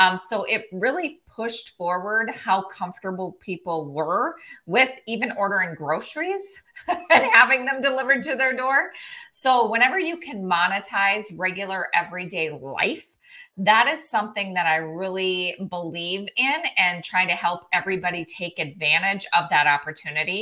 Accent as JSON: {"language": "English", "region": "South Dakota", "country": "United States", "tie": "born or raised there", "also_born_or_lived": "Minneapolis, Minnesota", "moved": "as an adult", "said": "I grew up in the middle of nowhere, South Dakota. My hometown had 38 people in it"}